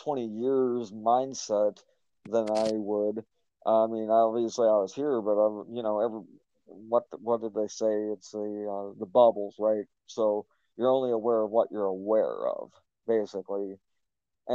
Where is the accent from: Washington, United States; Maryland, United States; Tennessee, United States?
Tennessee, United States; I grew up in the South in Tennessee